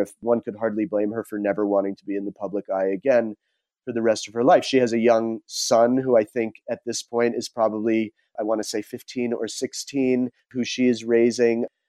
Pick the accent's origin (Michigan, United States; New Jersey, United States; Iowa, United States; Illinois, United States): New Jersey, United States; moved away as an adult; also born or lived in Rhode Island / California / Peru / Bay Area; I grew up on the East Coast. I grew up in New Jersey in a fairly tony suburb of New York